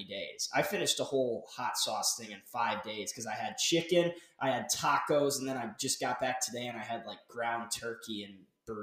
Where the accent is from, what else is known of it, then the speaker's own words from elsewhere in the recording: Minnesota, United States; moved away; also born or lived in Missouri; I'm from Minnesota